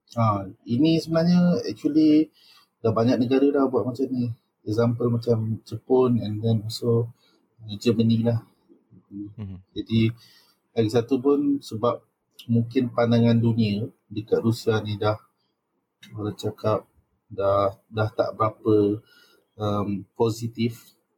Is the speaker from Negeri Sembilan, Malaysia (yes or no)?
yes; Seremban, Negeri Sembilan, Malaysia; aku daripada Seremban